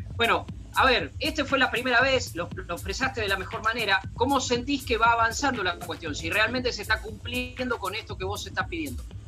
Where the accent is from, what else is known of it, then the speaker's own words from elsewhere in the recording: Buenos Aires Province, Argentina; soy tan bonaerense